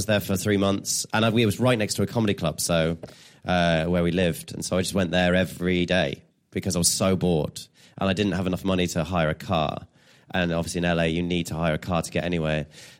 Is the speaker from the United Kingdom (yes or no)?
yes; England, United Kingdom; I'm English.